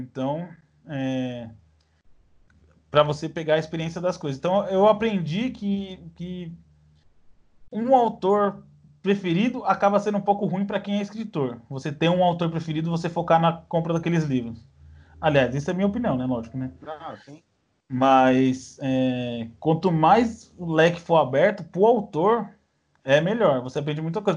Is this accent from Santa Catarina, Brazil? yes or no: no; São Paulo, Brazil; eu sou paulista